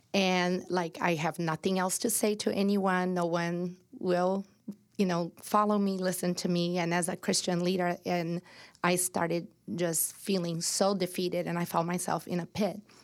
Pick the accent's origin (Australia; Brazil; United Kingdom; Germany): Brazil; moved away as an adult; now in United States; I was born and raised in Brazil